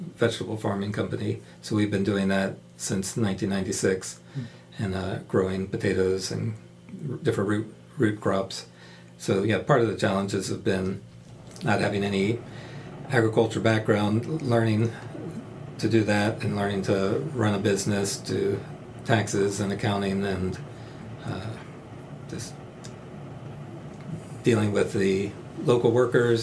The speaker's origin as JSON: {"language": "English", "town": "Atlanta", "region": "Georgia", "country": "United States", "tie": "born or raised there", "moved": "as an adult", "lives_now": "Mongolia", "said": "I grew up in Atlanta, Georgia, so I was a suburb of Atlanta"}